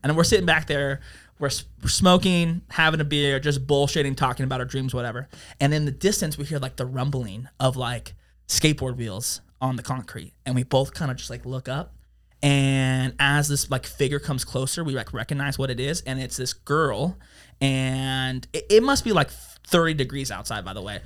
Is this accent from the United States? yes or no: yes; Las Vegas, Nevada, United States; also born or lived in Reno; born in Las Vegas